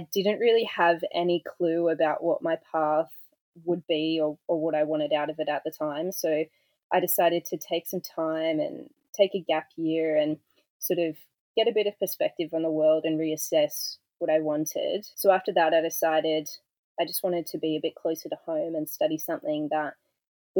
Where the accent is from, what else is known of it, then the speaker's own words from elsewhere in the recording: Goulburn, New South Wales, Australia; also born or lived in Sydney; I grew up in Goulburn in New South Wales, which is a small town about an hour away from Canberra